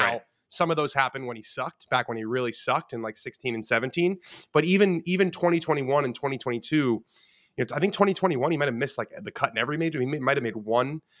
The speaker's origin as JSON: {"language": "English", "town": "Los Angeles", "region": "California", "country": "United States", "tie": "born or raised there", "said": "I grew up in Los Angeles, West Los Angeles"}